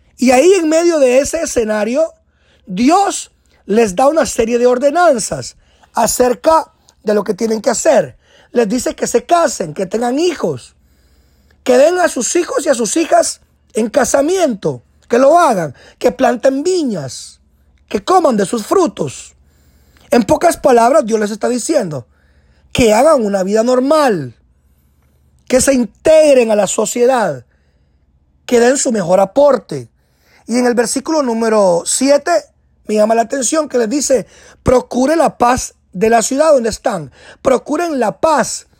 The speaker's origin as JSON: {"language": "Spanish", "country": "Guatemala", "moved": "as an adult", "lives_now": "United States", "said": "añoraba regresar a mi tierra Guatemala"}